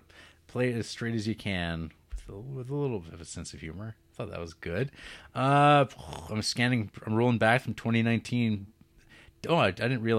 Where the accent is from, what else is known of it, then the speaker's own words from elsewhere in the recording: New Zealand; As a Kiwi, I can vouch that Campion really got the essence of New Zealand.